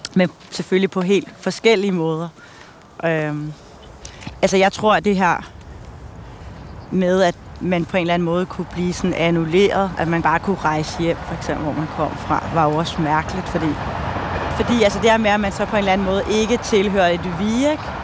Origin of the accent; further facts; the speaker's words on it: Denmark; her, hvor jeg voksede op